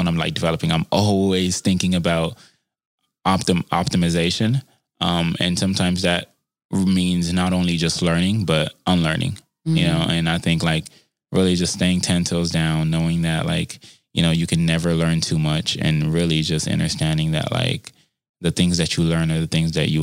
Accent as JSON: {"language": "English", "town": "Compton", "region": "California", "country": "United States", "tie": "born or raised there", "also_born_or_lived": "Harbor City, Los Angeles", "said": "growing up in Compton, growing up in Harbor City"}